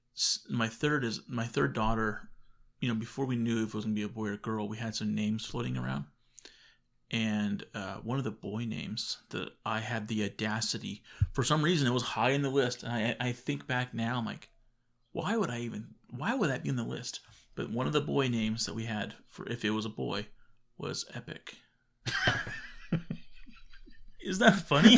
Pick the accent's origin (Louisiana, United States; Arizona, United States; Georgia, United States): Arizona, United States; we're from Arizona